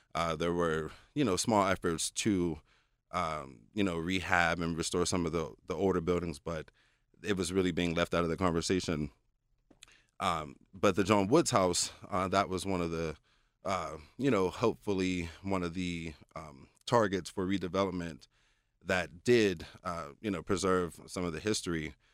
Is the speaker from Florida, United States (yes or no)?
no; Pittsburgh, Pennsylvania, United States; my hometown